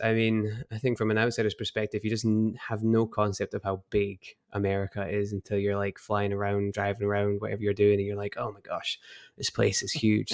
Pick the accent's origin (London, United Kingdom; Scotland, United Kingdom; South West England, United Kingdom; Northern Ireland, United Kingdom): Scotland, United Kingdom; Edinburgh; moved away as an adult; now in United States; I grew up in Edinburgh and moved over to the States about, uh, five years ago now